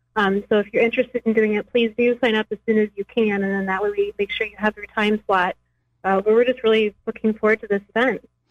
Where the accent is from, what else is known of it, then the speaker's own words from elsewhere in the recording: United States; moved away as an adult; now in Springfield, United States; I'm originally from the Quad Cities. Um, I moved to uh, Springfield area